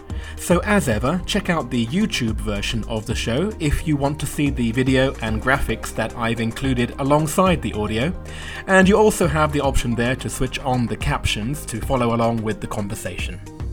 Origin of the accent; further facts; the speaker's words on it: United Kingdom; but as a Brit, I just can't say it that way.